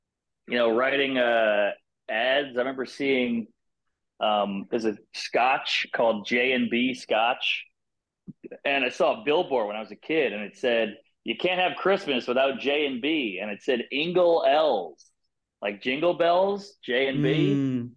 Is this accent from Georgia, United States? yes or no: no; Louisiana, United States; I'm from Louisiana